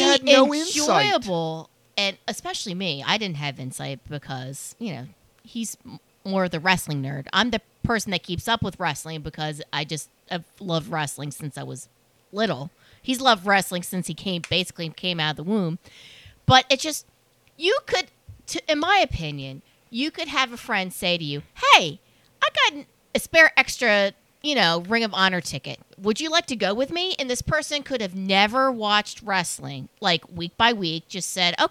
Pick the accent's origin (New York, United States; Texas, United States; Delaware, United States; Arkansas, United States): Delaware, United States; we're from Delaware